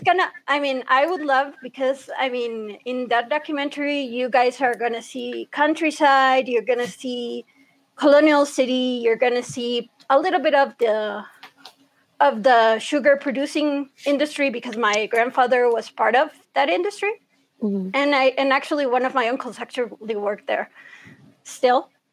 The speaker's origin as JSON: {"language": "English", "country": "Honduras", "tie": "born or raised there", "also_born_or_lived": "Florida, United States / Texas, United States", "said": "I've grown up in Honduras almost my entire life because I came here when I think I was like around one or two years old"}